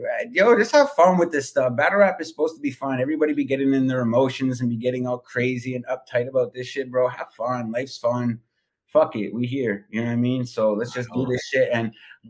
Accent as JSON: {"language": "English", "town": "Toronto", "region": "Ontario", "country": "Canada", "said": "I'm from Toronto"}